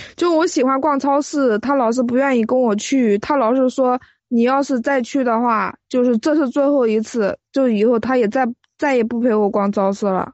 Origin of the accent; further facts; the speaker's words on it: Suqian, Jiangsu, China; 我来自江苏宿迁， 我今年二十三岁